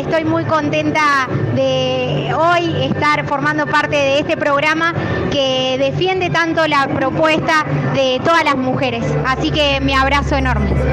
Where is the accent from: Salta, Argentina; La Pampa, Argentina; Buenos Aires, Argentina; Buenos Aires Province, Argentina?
La Pampa, Argentina; General Pico; soy cantora, compositora de General Pico La Pampa